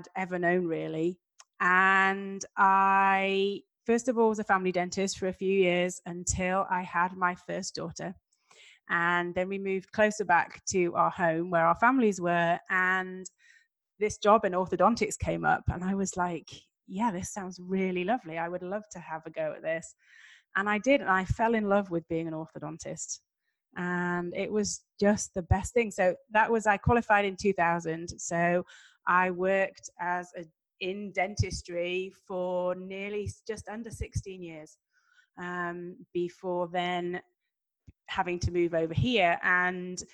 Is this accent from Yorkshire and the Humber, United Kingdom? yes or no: yes; Yorkshire and the Humber, United Kingdom; moved away as an adult; now in Bentonville, United States; I am originally from England, Yorkshire to be specific, which is in the north of England.